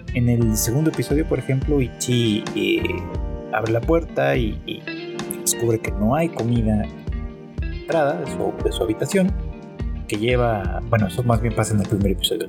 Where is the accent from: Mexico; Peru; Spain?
Mexico; se decía mucho en, en mi país, en México